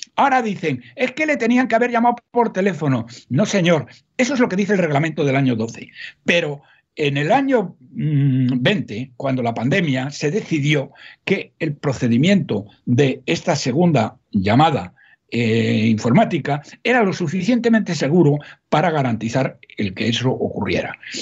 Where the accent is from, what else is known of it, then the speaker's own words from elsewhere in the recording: Salamanca, Castile and León, Spain; yo soy de Salamanca, no soy paisano de todos, más soy de Salamanca